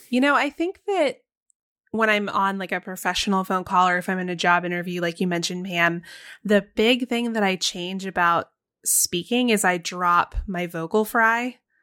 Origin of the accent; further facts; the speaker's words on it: Texas, United States; growing up for me in Texas